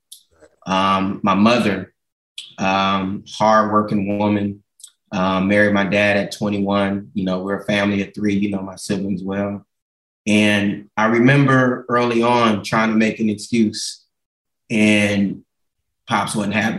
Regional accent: Gardena, California, United States; I grew up in Gardena, man, right on 132nd and Van Ness, about 200 yards from Raleigh Park

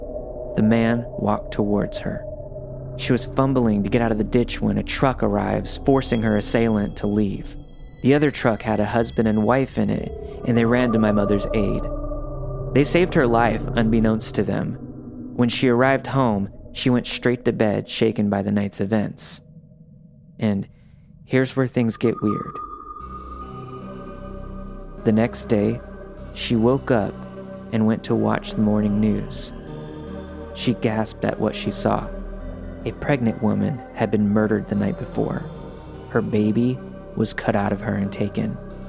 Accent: Kentucky, United States; Mind you, we're from Kentucky, so when you travel in between small towns, you take the creepy back roads.

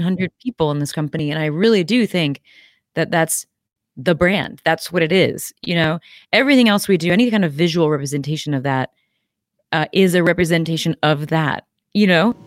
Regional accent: Midwest, United States; I'm from the Midwest, uh, and so we eat ice cream year-round here, and that's, um, something I grew up doing.

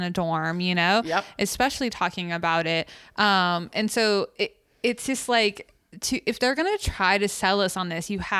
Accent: Clarence, New York, United States; I grew up in Clarence, New York, a very affluent part of Buffalo.

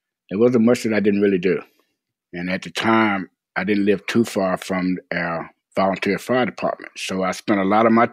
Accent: Hanover County, Virginia, United States; I was born and raised in Hanover County, Virginia

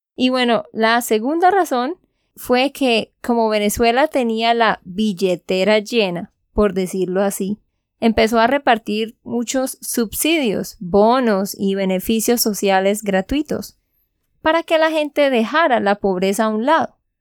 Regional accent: Santander, Colombia; de Santander, Colombia

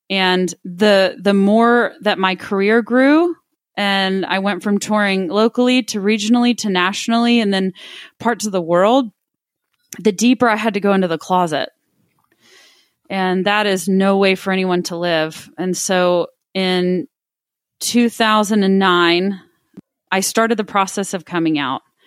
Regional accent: Midland, Texas, United States; also born or lived in Austin, Texas; growing up in Midland, Texas, where I, I was born and raised, lived there until I was seventeen years old

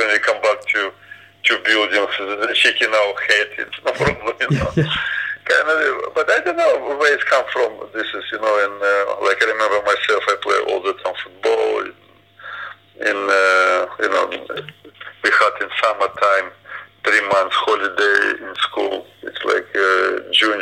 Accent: Ukraine; English is a second language; moved away as an adult; also born or lived in Ipswich, England; I was born in Ukraine. It's Sea of Azov

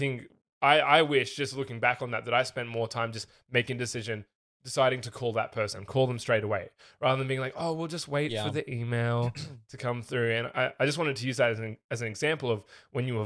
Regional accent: Australia; moved away; I used to just be the Australian. Now I'm the Australian tech guy.

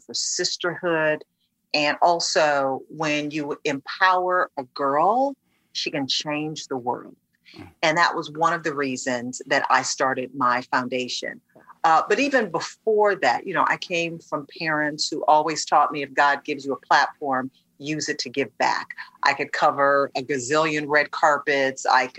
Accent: Detroit, Michigan, United States; first started in local news in my hometown of Detroit

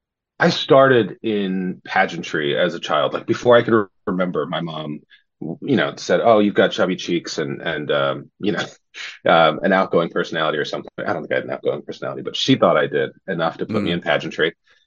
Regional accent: San Diego, California, United States; moved away; Yeah, I'm from San Diego, North County, San Diego, originally.

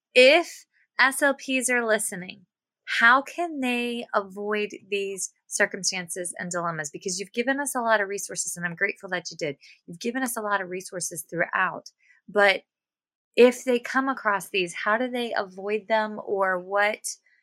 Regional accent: White Oak, Virginia, United States; I'm from White Oak, Virginia.

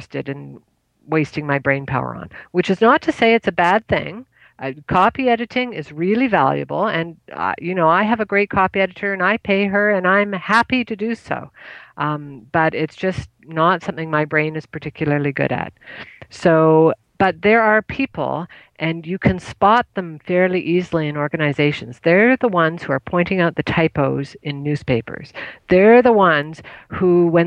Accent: Canada; I'm Canadian

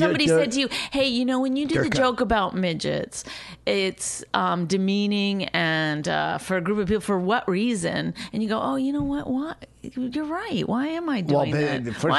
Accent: Canada; I mean, I am Canadian, so we learned that word before

